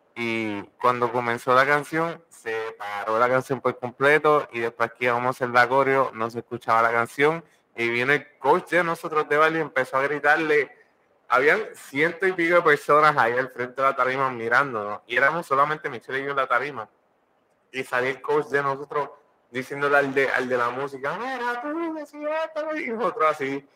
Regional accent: Puerto Rico; Mi madre es Cocola, somos puertorriqueños, nací cerca de Puerto Rico

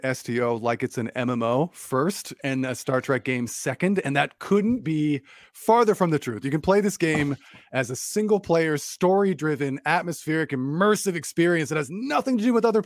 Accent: California, United States; I grew up in California

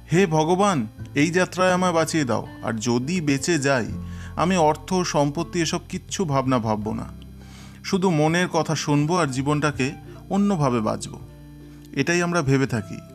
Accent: Barisal, Barisal Division, Bangladesh; আমি হেসে বললাম দাদা আমি বরিশালের লোক আমি শুটকির নামে পালাবো তা কি করে হয়

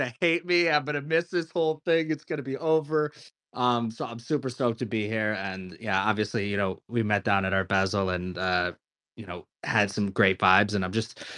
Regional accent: Connecticut, United States; moved away; also born or lived in New York City; I grew up in Connecticut in a household.

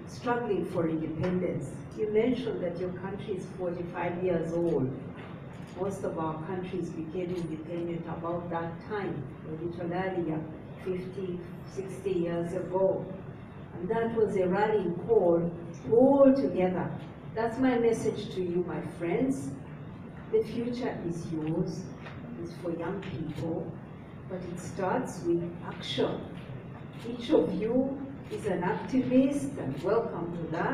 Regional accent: Uganda; I come from Uganda. That's in East Africa.

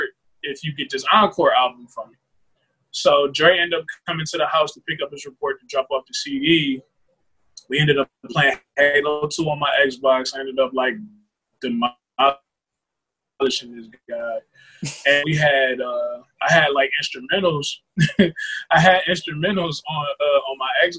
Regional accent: Cleveland, Ohio, United States; I'm from Cleveland, Ohio

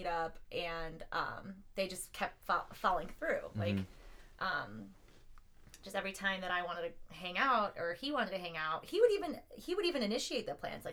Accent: Parma, Ohio, United States; I'm from Parma.

